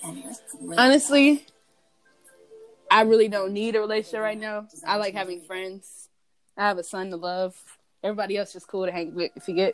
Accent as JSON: {"language": "English", "region": "Oklahoma", "country": "United States", "said": "I'm from Oklahoma."}